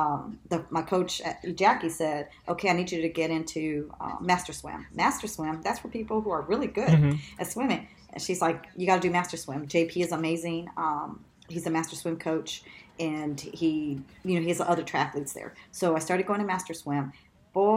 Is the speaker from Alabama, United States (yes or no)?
no; Los Angeles, California, United States; I grew up in East